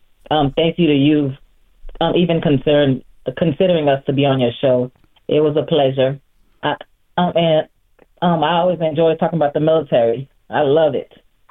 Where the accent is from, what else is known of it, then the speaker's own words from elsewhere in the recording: Miami, Florida, United States; also born or lived in Haiti; I was born in Haiti and I was raised in Miami.